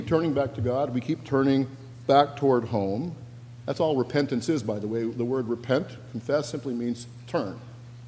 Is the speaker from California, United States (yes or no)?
no; Washington, United States; moved away; my home state of Washington